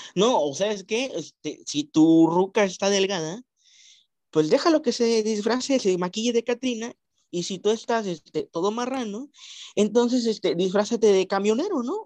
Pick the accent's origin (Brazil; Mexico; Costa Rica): Mexico; qué bonita cultura tenemos en nuestro país